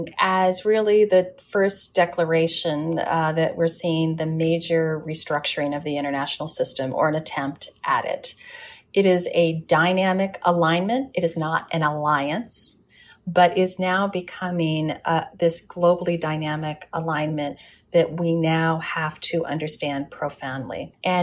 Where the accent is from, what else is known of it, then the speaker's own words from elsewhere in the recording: United States; because I'm an American and I'm positive and I will remain positive no matter what.